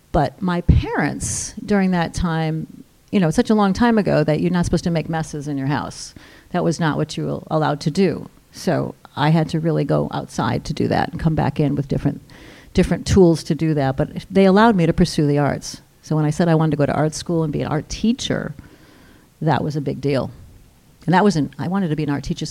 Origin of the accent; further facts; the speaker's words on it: Westerly, Rhode Island, United States; moved away as an adult; I am from here, born, raised here, and I left when I was 18 and just came back 2 years ago.